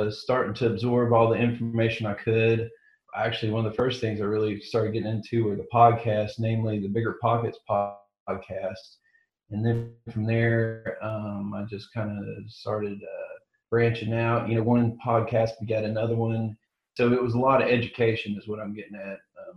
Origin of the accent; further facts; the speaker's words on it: Chattanooga, Tennessee, United States; I'm from Chattanooga, Tennessee, born and bred here